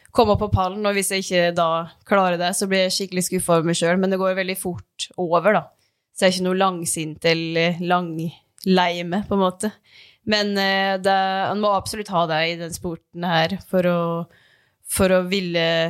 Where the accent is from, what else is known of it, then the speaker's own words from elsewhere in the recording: Dombås, Innlandet, Norway; moved away; hjemme på Dombås